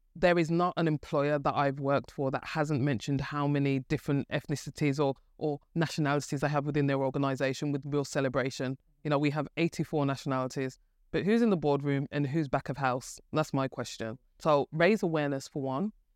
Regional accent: Birmingham, West Midlands, United Kingdom; as you could probably tell from my, um, my, my wonderful accent, I'm from Birmingham. And, um, grew up, um, in Birmingham

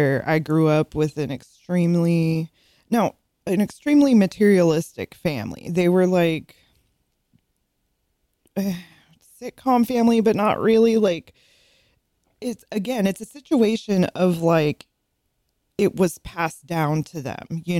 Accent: California, United States; moved away; I grew up out in California

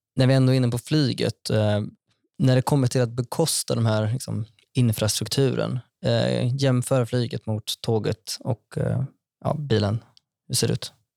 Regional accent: Vara, Västra Götaland, Sweden; also born or lived in Skara; now in Stockholm, Sweden; Jag kommer från Vara i Västra Götaland

